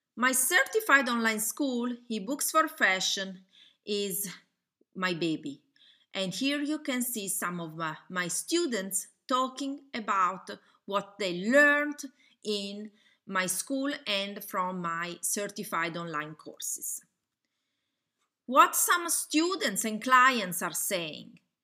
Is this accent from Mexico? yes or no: no; Italy; accent: Italian; English is a second language; I'm Italian. You probably can hear from my accent.